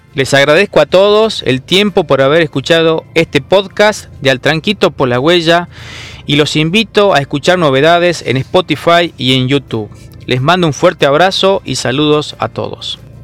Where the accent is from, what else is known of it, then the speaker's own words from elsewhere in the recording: Salta, Argentina; yo soy de Salta